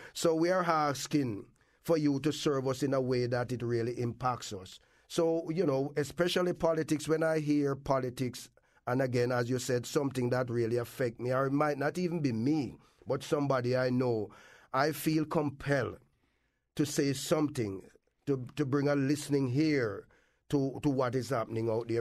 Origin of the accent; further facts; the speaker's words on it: Kingston, Jamaica; moved away as an adult; also born or lived in Clarendon, Jamaica; now in Windsor, Connecticut, United States; I was grown up in Kingston, from the country, grown up in Kingston